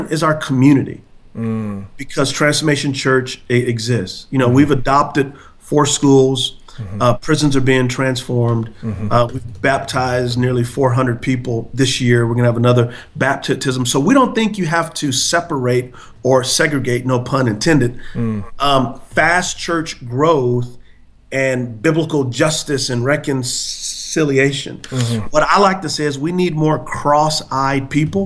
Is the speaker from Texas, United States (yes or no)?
yes; San Antonio, Texas, United States; moved away as an adult; now in Charlotte, United States; I'm from San Antonio, Texas